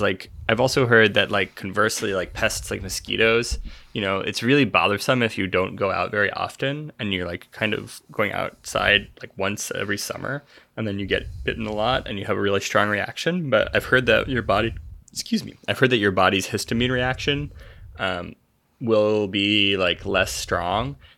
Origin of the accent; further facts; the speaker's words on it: Nebraska, United States; growing up in Nebraska